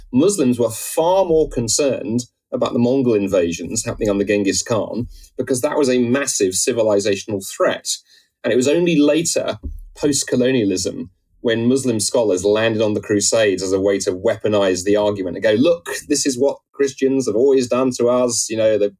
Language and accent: English; United Kingdom; I'm a Brit, and the British Empire, you know, we get whacked around the head with that.